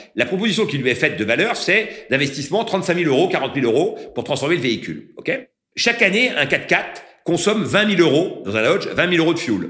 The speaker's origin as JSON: {"language": "French", "town": "Concarneau", "region": "Brittany", "country": "France", "tie": "born or raised there", "also_born_or_lived": "Paris", "moved": "as an adult"}